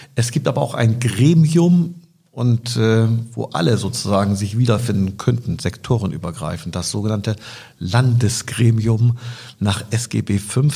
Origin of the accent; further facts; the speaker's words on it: Bremen, Germany; ich komme aus Bremen Nord